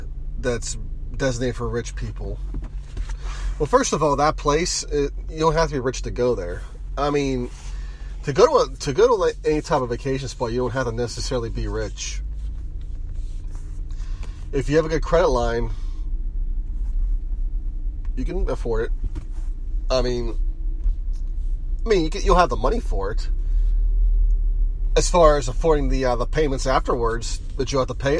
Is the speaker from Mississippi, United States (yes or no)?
no; Mon Valley, Pennsylvania, United States; I grew up in the Mon Valley